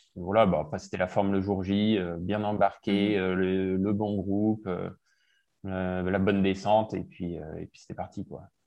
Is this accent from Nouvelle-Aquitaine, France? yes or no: no; Gap, Provence-Alpes-Côte d'Azur, France; moved away as an adult; also born or lived in Cotentin, Normandy / Marseille / Lyon; j'ai fait de 0 à 10 ans là-bas. Et puis ensuite, à 10 ans, on a déménagé à Gap. Donc j'ai fait mhm. globalement de 10 à 18 à Gap.